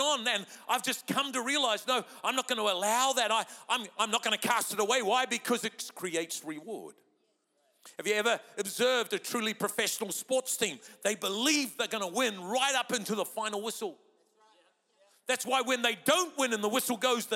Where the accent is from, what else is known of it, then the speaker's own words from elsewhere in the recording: New Zealand; moved away; I'm a Kiwi by birth